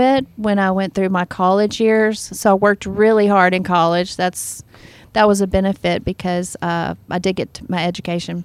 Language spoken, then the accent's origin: English; the South, United States; I was raised in the South